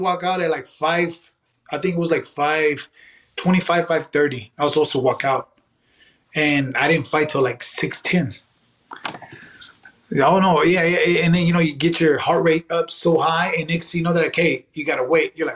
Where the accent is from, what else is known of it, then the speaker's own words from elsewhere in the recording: Dallas, Texas, United States; I was born in Dallas